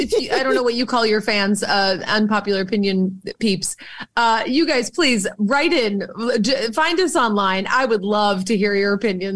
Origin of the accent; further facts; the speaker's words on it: Boston, Massachusetts, United States; I'm from Boston. We all know this. I have a Red Sox tattoo. I love that dirty water. I am a very Boston asshole.